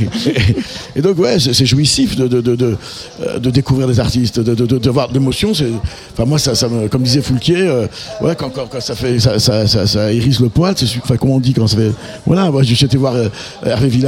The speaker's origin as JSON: {"language": "French", "country": "France", "said": "On est vraiment des Français"}